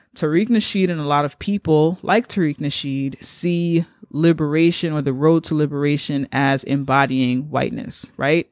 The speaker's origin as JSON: {"language": "English", "country": "United States", "said": "I'm black American"}